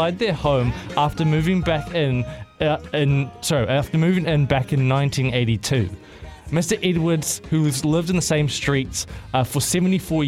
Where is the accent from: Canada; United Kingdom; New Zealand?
New Zealand; I'm Kiwi